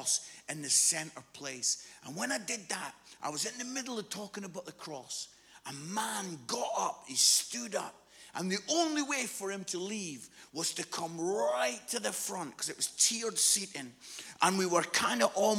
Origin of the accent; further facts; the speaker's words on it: Musselburgh, Scotland, United Kingdom; when I was 15, 16, I live in a place called Musselburgh, which is just outside Edinburgh.